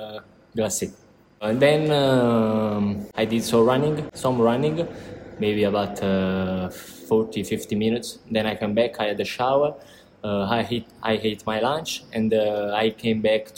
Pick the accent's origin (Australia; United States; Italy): Italy; San Giorgio a Cremano, Campania; English is a second language; moved away as an adult; I came from San Giorgio Cremano, that is a small country near Napoli, the center of Napoli.